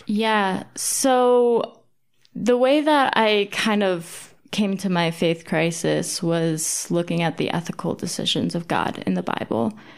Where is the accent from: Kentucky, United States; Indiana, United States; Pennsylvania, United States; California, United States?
Pennsylvania, United States; also born or lived in Battle Creek, Michigan / Maine; now in Denver, United States; I grew up in Pennsylvania